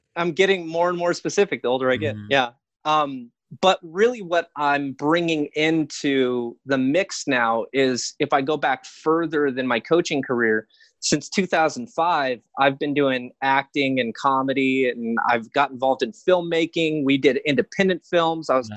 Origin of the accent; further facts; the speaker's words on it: Hesperia, California, United States; also born or lived in Glendale, California; I actually grew up uh, two hours north in Hesperia, Victorville, Apple Valley area.